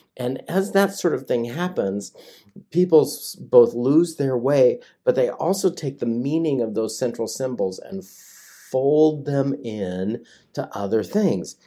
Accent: United States; also born or lived in West Virginia; I grew up in the Tri-Cities

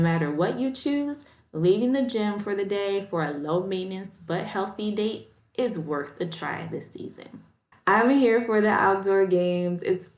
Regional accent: Chicago, Illinois, United States; You know, I'm from Chicago, so we're used to the taste of Chicago every summer.

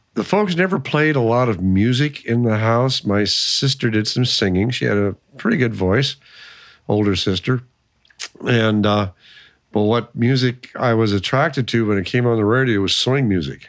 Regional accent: Lincoln, Nebraska, United States; also born or lived in Waverly, Nebraska; I was born here in Lincoln. Uh, basically, all of my life, except for two years uh, in Waverly, Nebraska, which is about five miles east of Lincoln.

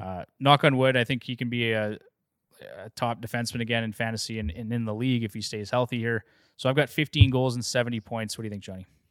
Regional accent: Canada; as a Canadian

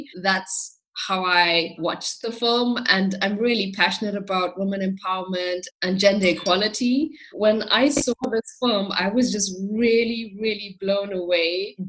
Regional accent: South Africa; now in Germany; It's really interesting because I come from South Africa, so I never really experienced a proper winter until I moved to Germany.

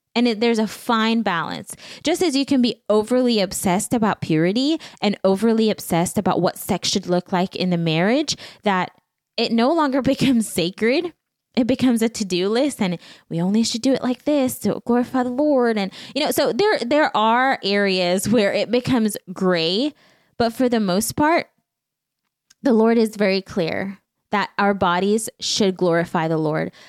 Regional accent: Belize; moved away; Back home, growing up in Belize, there is not much necessarily

